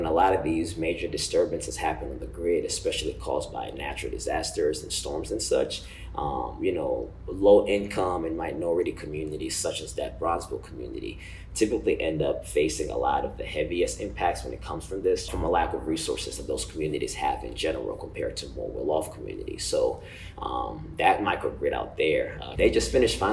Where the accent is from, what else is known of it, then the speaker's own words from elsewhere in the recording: Uganda; moved away; I'm from Uganda, a small country in East Africa